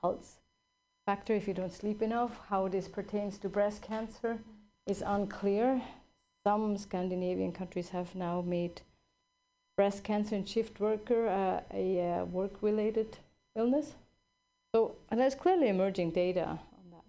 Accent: Switzerland; now in California, United States; I grew up in Switzerland

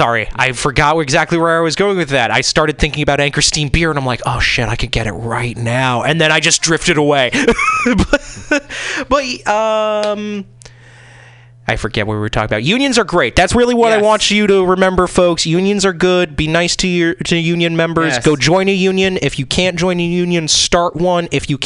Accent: East Coast, United States; now in Seattle, United States; Yeah, and I will say, as I'm not a Seattle born and bred, you know, like I was from the East Coast, so I am also part of that.

